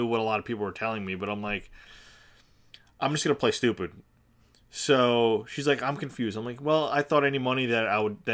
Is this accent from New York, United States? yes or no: yes; Long Island, New York, United States; I come from Long Island